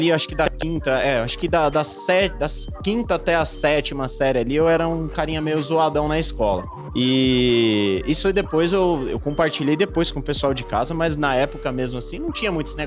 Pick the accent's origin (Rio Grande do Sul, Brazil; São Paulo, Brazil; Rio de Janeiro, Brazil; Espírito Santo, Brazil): São Paulo, Brazil; Osasco; Sou de Osasco. É, vim aí de uma família